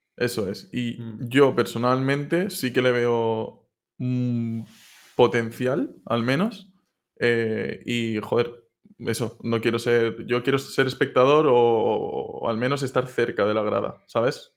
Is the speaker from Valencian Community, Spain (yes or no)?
yes; Castellón de la Plana, Valencian Community, Spain; moved away; yo soy originalmente de Castellón